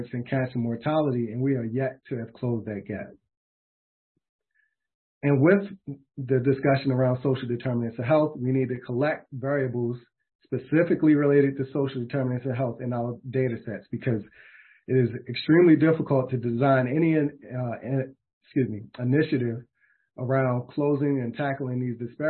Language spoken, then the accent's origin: English; Baltimore, Maryland, United States; my hometown of Baltimore, Maryland